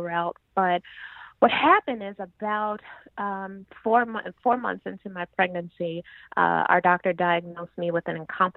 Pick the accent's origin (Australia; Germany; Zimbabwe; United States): United States; Chicago, Illinois; moved away as an adult; now in Brooklyn, United States; I was born and raised in Chicago